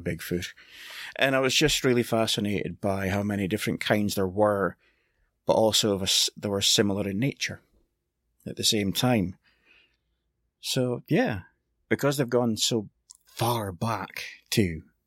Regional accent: Scotland, United Kingdom; I'm Scottish

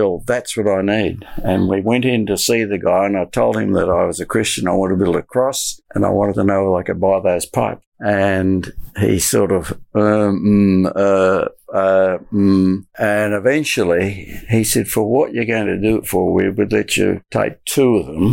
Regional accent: Pingelly, Western Australia, Australia; I was born in Pingerley. And I'll die in Pingerley, so I'll be there forever. My father was a farmer too. So I became a farmer

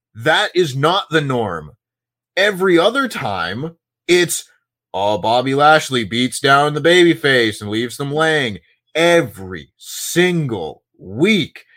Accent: Toronto, Ontario, Canada; born or raised there

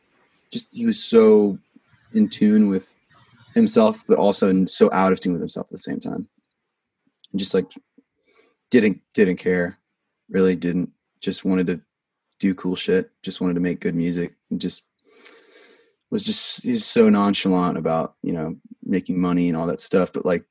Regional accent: Vancouver, Washington, United States; I think it's because I'm from Washington. I'm from Vancouver, Washington, which is like a suburb of Portland, basically. It's right on the border.

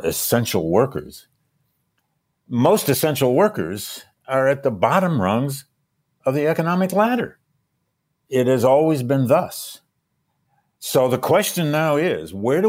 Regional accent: Michigan, United States; I grew up in Michigan

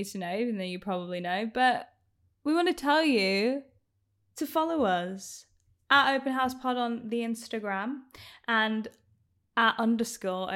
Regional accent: United Kingdom; accent: northern; my accent is not estuary though. Like, it's just like it's northern

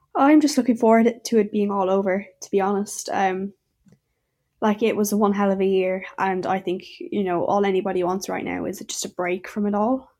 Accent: Clonmel, Munster, Ireland; I'm from Clonmel and Tipperary, and I'm seventeen years old.

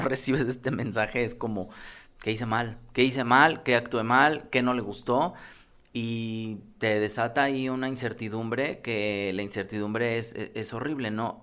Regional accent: Mexico; como mexicanos

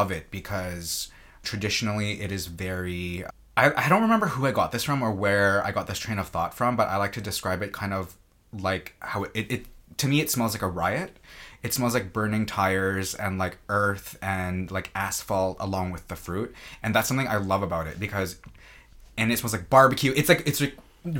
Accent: Canada; now in United States; I am Canadian

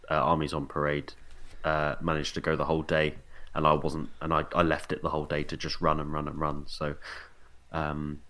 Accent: Portsmouth, South East England, United Kingdom; I'm from Portsmouth.

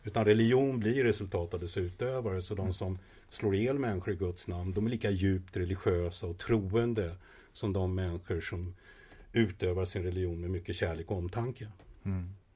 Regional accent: Sweden; moved away as an adult; also born or lived in Israel; jag växte upp i Sverige

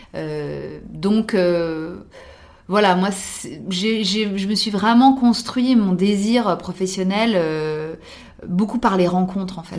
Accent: France; en tant que française

